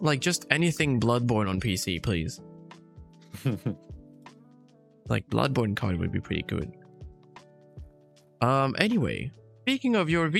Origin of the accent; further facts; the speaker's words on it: United Kingdom; I'm just British